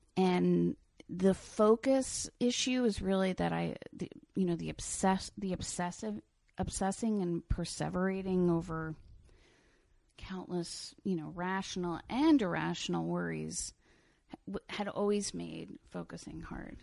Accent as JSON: {"language": "English", "town": "Lloyd Neck", "region": "New York", "country": "United States", "tie": "born or raised there", "also_born_or_lived": "Brooklyn", "said": "I grew up on the North Shore on the Long Island Sound"}